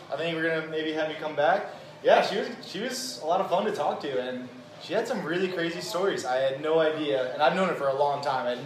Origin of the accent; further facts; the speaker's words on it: Brazil; from Brazil.